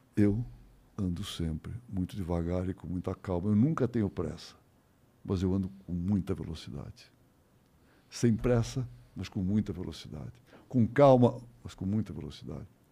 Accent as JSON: {"language": "Portuguese", "region": "São Paulo", "country": "Brazil", "tie": "born or raised there", "said": "Meu pai tinha uma vendinha na Rua Vergueiro, no Paraíso, uma vendinha. Tá? E atrás tinha uma, tinha uma edícula. Eu nunca, isso eu nunca vi, mas pelo menos me conta era um negócio, um quartinho. Né? com cozinha, um banheirinho, mas nada. Eu nasci ali."}